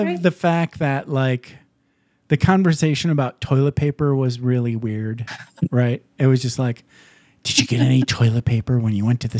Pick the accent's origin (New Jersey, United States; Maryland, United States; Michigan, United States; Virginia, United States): Michigan, United States; Upper Peninsula of; I grew up in Michigan.